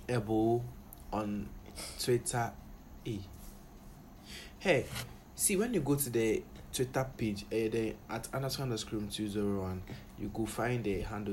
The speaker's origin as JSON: {"language": "English", "country": "Ghana", "said": "I really wish I wasn't a Ghanaian."}